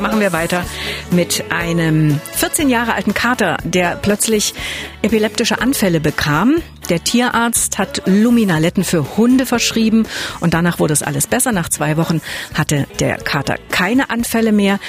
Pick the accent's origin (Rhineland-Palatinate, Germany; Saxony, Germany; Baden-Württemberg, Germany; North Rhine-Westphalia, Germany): Saxony, Germany; bei uns in Deutschland, in Sachsen auch